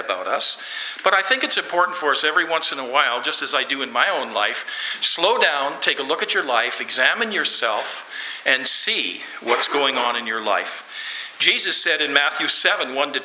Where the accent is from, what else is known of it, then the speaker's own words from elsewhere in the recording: Lloydminster, Canada; I'm from Lloydminster